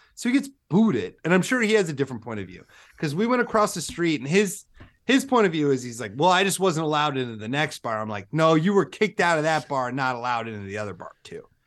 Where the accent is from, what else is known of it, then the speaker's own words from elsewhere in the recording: Iowa, United States; We're both from Iowa